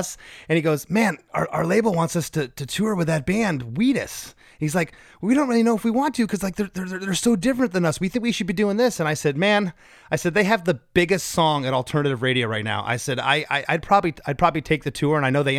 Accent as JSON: {"language": "English", "town": "North Port", "region": "Florida", "country": "United States", "said": "I'm from Northport, Florida."}